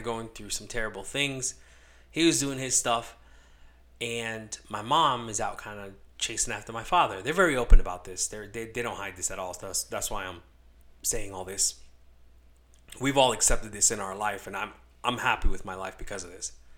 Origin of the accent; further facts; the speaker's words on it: Los Angeles, California, United States; moved away; also born or lived in Connecticut; So, I was born in California. I'm an LA kid